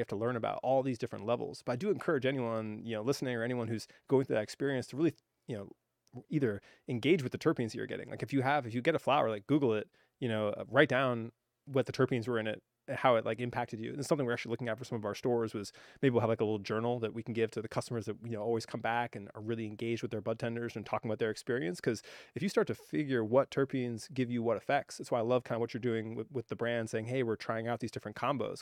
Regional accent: Hawaii, United States; I grew up in Hawaii

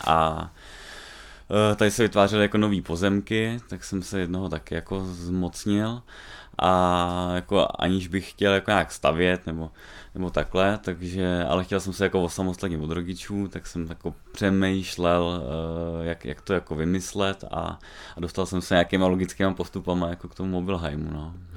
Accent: Čechtice, Central Bohemian Region, Czechia; Já jsem z Čechtic vyloženě, uh, eh, tady jsem vlastně vyrůstal

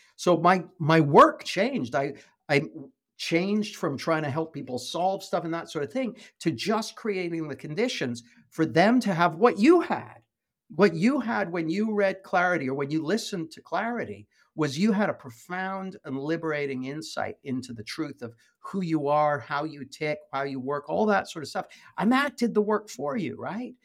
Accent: west coast of Canada, British Columbia, Canada; moved away as an adult; now in United Kingdom; I live in the U K, but I grew up in Canada, on the west coast of Canada.

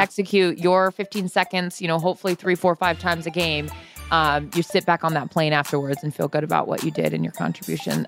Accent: Seattle, Washington, United States; I'm from Seattle.

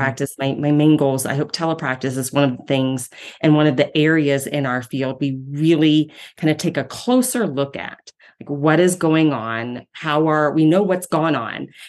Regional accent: Ohio, United States; moved away as an adult; now in Denver, United States; I'm from Ohio

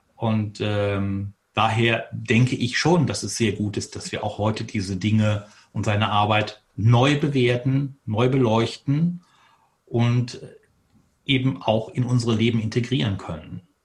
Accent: Detmold, North Rhine-Westphalia, Germany; Ich bin in Detmold geboren, 1959

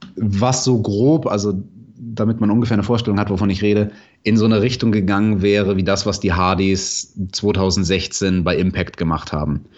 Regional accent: Munich, Bavaria, Germany; Ich komme aus München

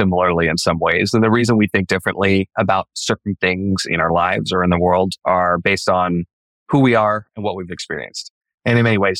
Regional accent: Idaho, United States; born or raised there

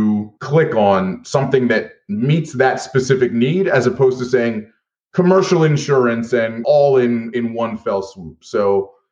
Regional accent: Philadelphia, Pennsylvania, United States; in my hometown of Philadelphia as teenagers

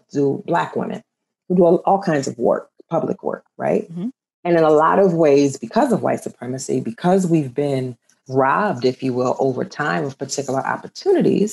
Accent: New Orleans, Louisiana, United States; if I'm dark skinned growing up in New Orleans

